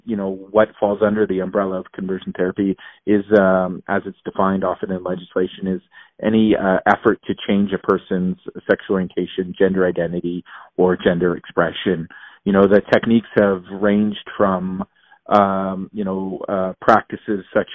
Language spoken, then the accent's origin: English; Alberta, Canada; born and raised in Alberta